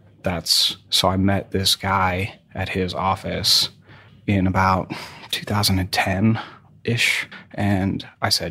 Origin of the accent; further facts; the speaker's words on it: New England, United States; I grew up in New England, and my folks were, you know, middle class ish